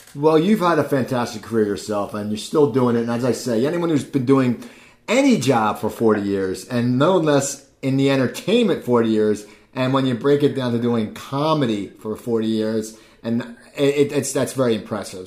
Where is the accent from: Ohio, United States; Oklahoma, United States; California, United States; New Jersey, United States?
New Jersey, United States; Cherry Hill; now in Los Angeles, United States; I grew up outside Philadelphia in a town called Cherry Hill, New Jersey